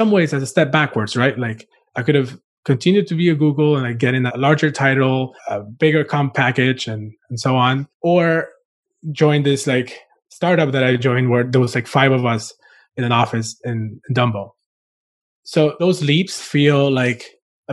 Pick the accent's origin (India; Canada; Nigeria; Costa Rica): Costa Rica; also born or lived in Cuba / Florida; now in New York City, United States; I was born in Cuba and grew up in Costa Rica and started my career in design in Florida